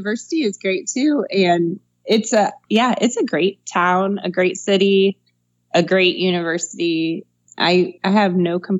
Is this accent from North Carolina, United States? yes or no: no; Northwest Ohio, United States; also born or lived in Bermuda; now in Cincinnati, United States; I am from Northwest Ohio. Oh, okay. I grew up in a little farm town of about 900 people, actually, and I lived on a farm outside of the town